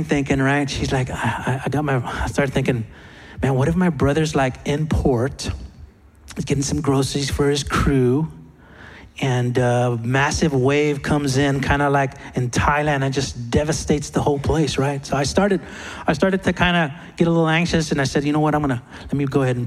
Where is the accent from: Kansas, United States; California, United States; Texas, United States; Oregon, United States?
Texas, United States; I'm from Texas.